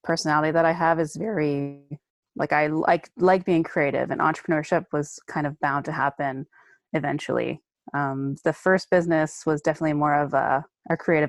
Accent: Windsor, Ontario, Canada; I was born and raised in Windsor, Ontario.

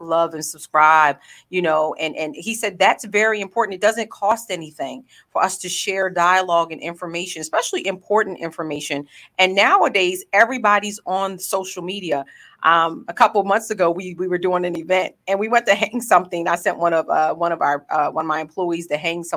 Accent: Edgewood, Maryland, United States; I am from Harford County, born and raised, and Edgewood is where I grew up.

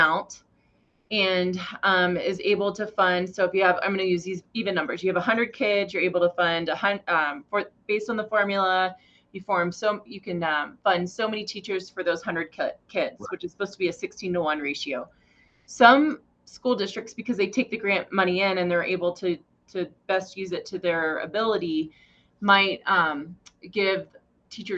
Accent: Goshen, Wyoming, United States; now in Cheyenne, United States; I came from Goshen

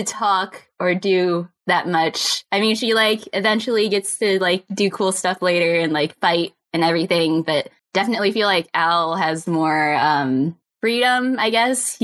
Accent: Bay Area, California, United States; I'm from the Bay Area

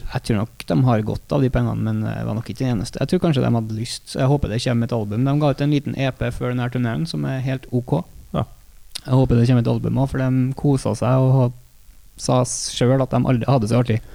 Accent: Trøndelag, Norway; vi er trøndere

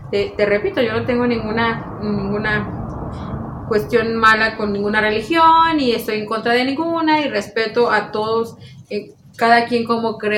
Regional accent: Mexico; qué tan extrañas y qué, tan, fuertes somos los mexicanos.

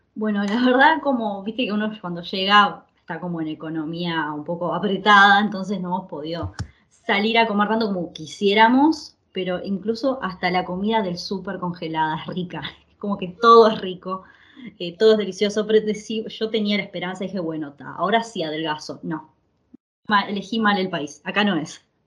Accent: Uruguay; moved away as an adult; now in Italy; somos uruguayos, eh, yo estudié arquitectura en la Universidad de Uruguay

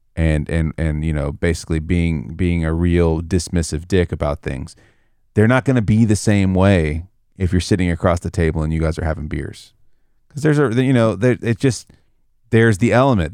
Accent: the South, United States; I grew up in the South

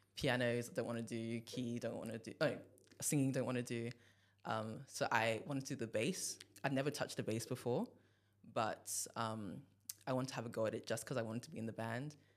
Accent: Nigeria; I'm from Nigeria

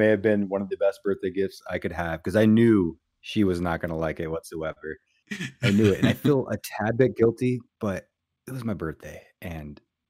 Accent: Pacific Northwest, United States; I grew up in the Pacific Northwest, all over the West Coast

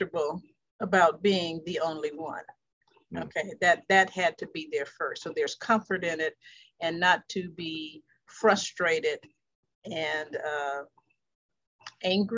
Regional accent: Los Angeles, California, United States; I was brought up in the Watts community, South Central and all of that.

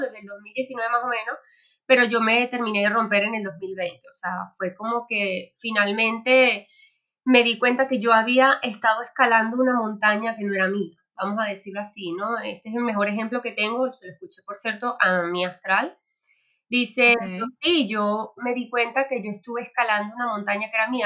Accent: Venezuela; moved away as an adult; now in Spain; yo soy venezolana, pero bueno, hace seis años, eh, digamos, me reinventé en otro país, en España

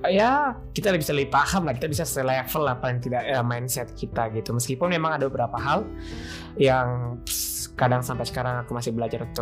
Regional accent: Sulawesi, Indonesia; cuman karena aku juga dari Sulawesi aku dari Sulawesi

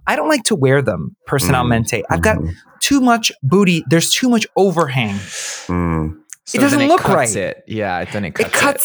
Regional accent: Miami, Florida, United States; we're all from Miami

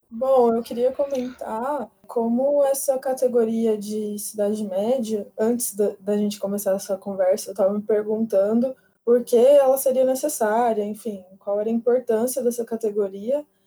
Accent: interior of São Paulo state, Brazil; moved away as an adult; now in São Paulo, Brazil; Eu vim estudar aqui na capital, mas eu sou do interior do estado de São Paulo

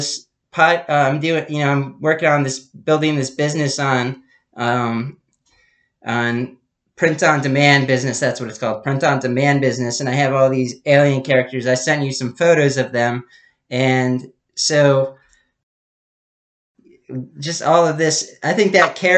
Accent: Pennsylvania, United States; we're both from Pennsylvania

